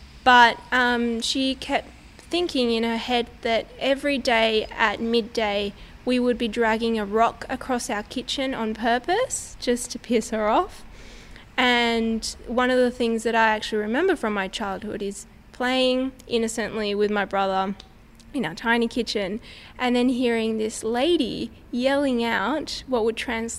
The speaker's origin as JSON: {"language": "English", "region": "Buenos Aires", "country": "Argentina", "tie": "born or raised there", "said": "I grew up in Buenos Aires, which is the capital city of Argentina"}